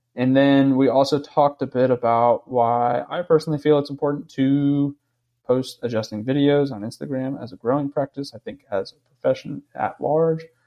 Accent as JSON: {"language": "English", "region": "East Coast", "country": "United States", "said": "I'm from the East Coast"}